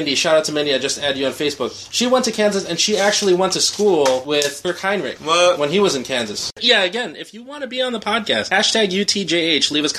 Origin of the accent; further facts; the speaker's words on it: Philippines; moved away; I'm from the Philippines